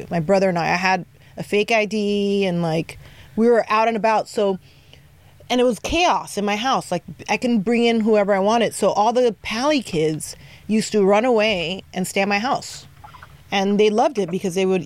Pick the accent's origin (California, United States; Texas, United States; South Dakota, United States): California, United States; Paramount, South Gate, Mid City; I grew up in different hoods. I grew up in Paramount. I grew up in Southgate. I Damn. grew up in uh, Mid City.